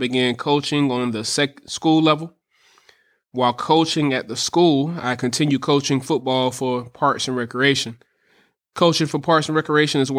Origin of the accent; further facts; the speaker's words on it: Alabama, United States; moved away as an adult; now in Tallahassee, United States; I'm from Alabama.